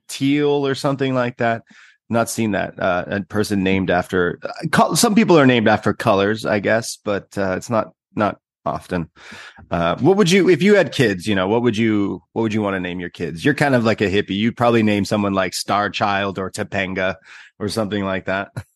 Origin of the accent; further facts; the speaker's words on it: Canada; I'm Canadian.